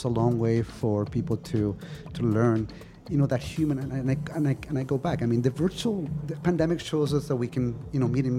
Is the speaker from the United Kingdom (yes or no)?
no; Canada; first language Spanish; English is a second language; also born or lived in Chile; And so I was brought up in Canada.